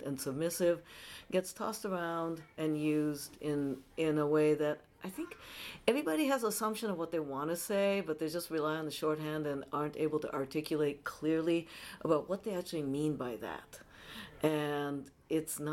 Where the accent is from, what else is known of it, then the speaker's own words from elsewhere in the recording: Tokyo, Japan; now in San Francisco, United States; I'm based in San Francisco, although I'm originally from Tokyo, Japan.